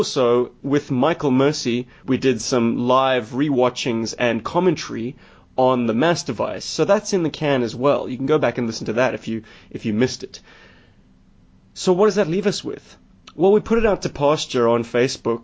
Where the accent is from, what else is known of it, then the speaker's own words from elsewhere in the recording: South Africa; I'm a South African.